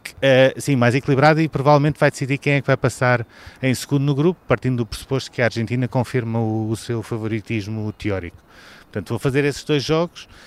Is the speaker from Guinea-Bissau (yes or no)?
no; Portugal